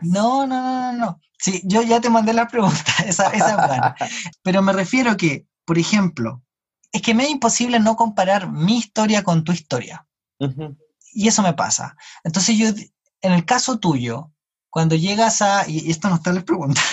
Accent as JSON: {"language": "Spanish", "country": "Chile", "tie": "born or raised there", "said": "yo no soy chileno, yo no me considero chileno y nunca viví en otro país"}